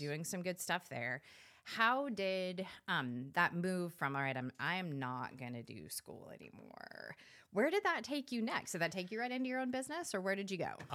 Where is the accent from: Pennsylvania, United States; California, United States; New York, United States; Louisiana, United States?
California, United States; I'm from California